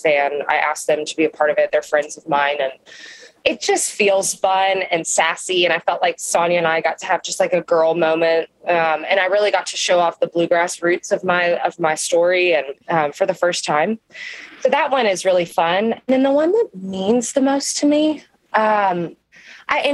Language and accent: English; Kentucky, United States; I am from Kentucky, you know, we can get a little crazy